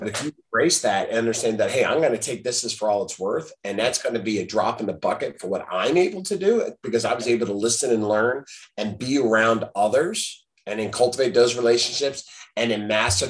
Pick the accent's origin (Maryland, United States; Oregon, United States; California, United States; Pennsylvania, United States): Pennsylvania, United States; moved away; now up into my home state of Pennsylvania.